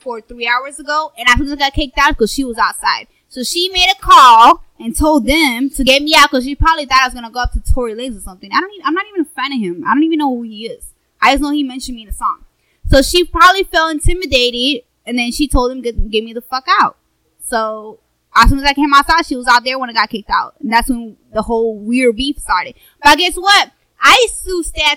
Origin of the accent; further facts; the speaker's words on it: Miami, Florida, United States; I'm from Miami, too. I grew up there.